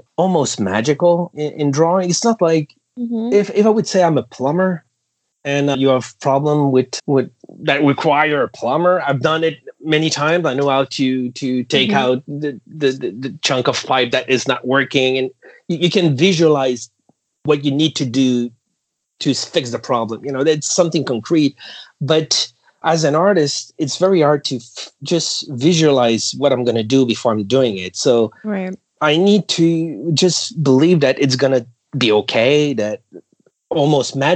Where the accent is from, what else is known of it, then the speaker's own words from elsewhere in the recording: Canada; as a Canadian to work for companies